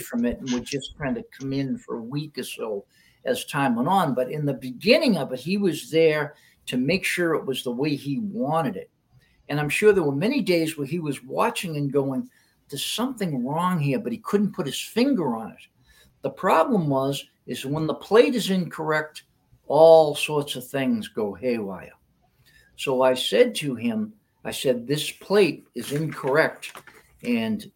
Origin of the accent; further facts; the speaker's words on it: Hanover, Massachusetts, United States; I was at Ellis Field in Hanover, my hometown